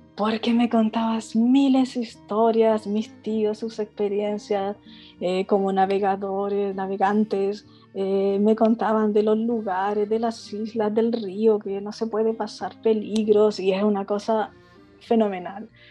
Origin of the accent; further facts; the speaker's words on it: Concepción, Biobío, Chile; moved away; also born or lived in Santiago; nací en Concepción